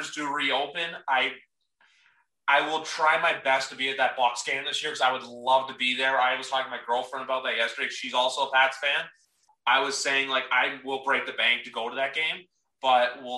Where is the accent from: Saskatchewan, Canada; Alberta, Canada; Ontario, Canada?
Ontario, Canada; Toronto; I am from Toronto, Canada